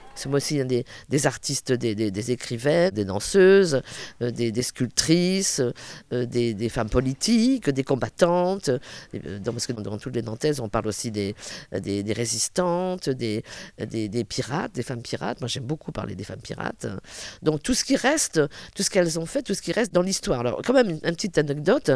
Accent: Brittany, France; je suis bretonne

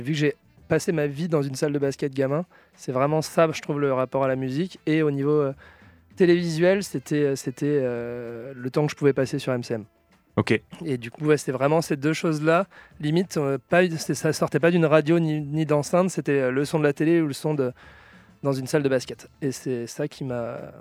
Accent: La Roche-sur-Yon, Pays de la Loire, France; now in Nantes, France; originaire de La Roche-sur-Yon en Vendée, 85

